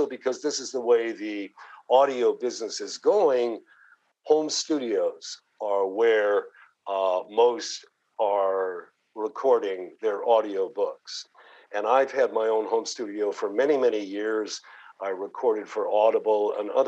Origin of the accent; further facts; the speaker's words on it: Canada; accent: Canadian; moved away as an adult; also born or lived in Toronto / New York City; now in United States; I grew up in the streets of Canada and I learned English from a Canadian perspective